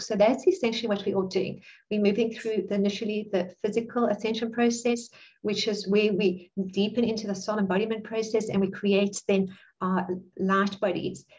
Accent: South Africa; also born or lived in Cape Town; I'm South African, and I live in Cape Town

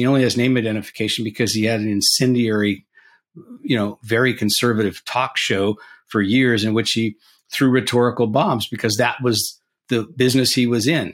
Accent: California, United States; now in Washington, United States; my home state of California.

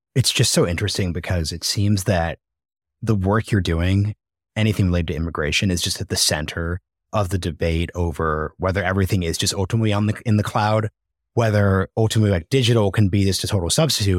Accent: United States; being born in the United States

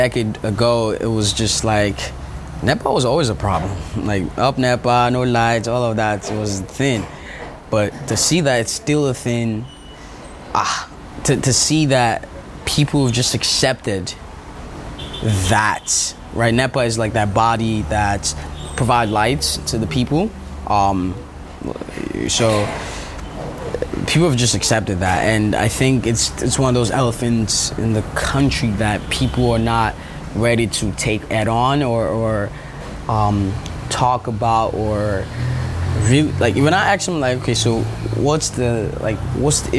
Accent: Nigeria; moved away; I'm Nigerian

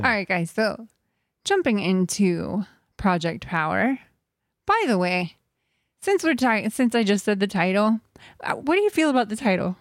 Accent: Texas, United States; now in California, United States; growing up in Texas

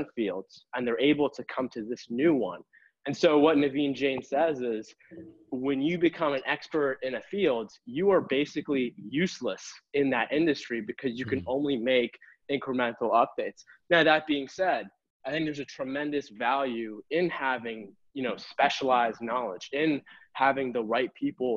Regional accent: Boston, Massachusetts, United States; I born and raised in Boston

